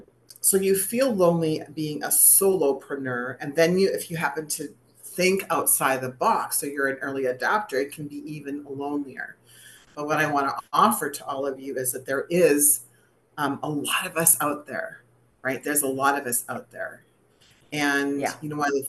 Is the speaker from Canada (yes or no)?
yes; Canada; I was known as the Canadian girl who had never done any yoga in her life.